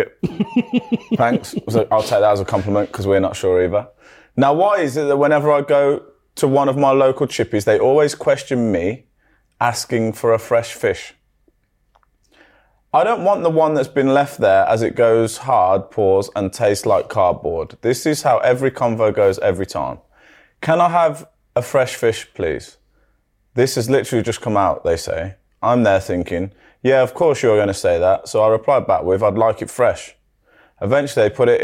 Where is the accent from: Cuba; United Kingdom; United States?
United Kingdom; we're so British